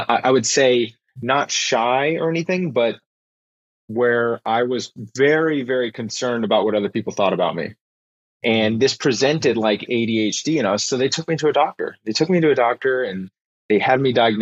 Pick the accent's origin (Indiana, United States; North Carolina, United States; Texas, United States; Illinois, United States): Texas, United States; Houston; also born or lived in Austin, Texas; we moved to Austin from Houston, Texas, right before I started high school